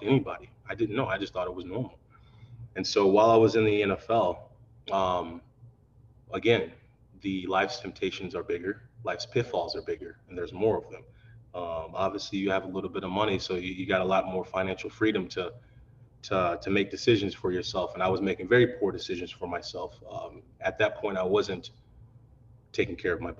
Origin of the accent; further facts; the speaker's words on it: Missouri, United States; moved away as an adult; also born or lived in Madison, Wisconsin; growing up in Missouri